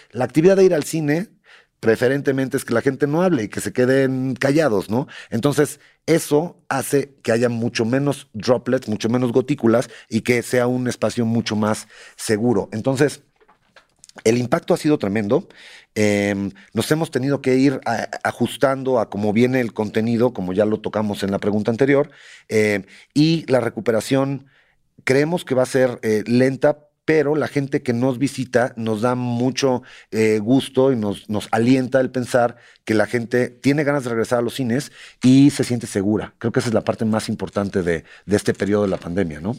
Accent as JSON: {"language": "Spanish", "country": "Mexico", "also_born_or_lived": "Michoacán", "said": "cómo somos los mexicanos"}